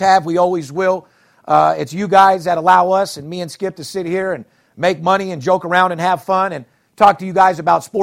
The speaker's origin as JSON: {"language": "English", "town": "Las Vegas", "region": "Nevada", "country": "United States", "tie": "born or raised there", "said": "born and raised in Vegas"}